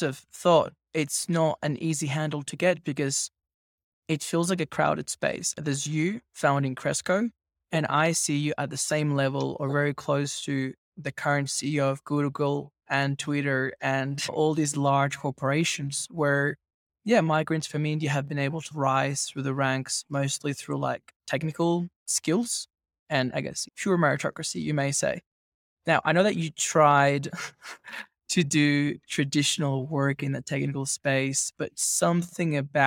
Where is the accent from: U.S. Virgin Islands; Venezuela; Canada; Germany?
Venezuela; also born or lived in Australia; now in Mexico; I grew up in Venezuela, but I'm coincidentally also in Mexico now